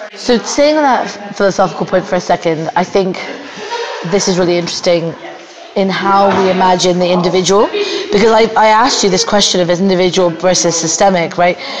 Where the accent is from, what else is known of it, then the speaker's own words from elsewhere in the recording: Australia; now in New Zealand; I'm Australian, but I live in New Zealand.